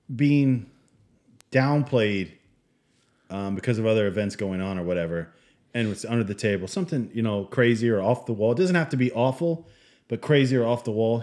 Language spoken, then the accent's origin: English; Michigan, United States; moved away; I was born in Michigan, and I spent some time there